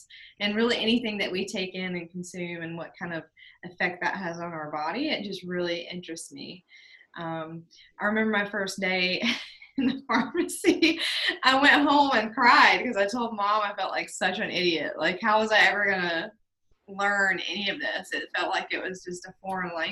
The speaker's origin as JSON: {"language": "English", "town": "Statesville", "region": "North Carolina", "country": "United States", "tie": "born or raised there", "said": "I grew up in Statesville, North Carolina"}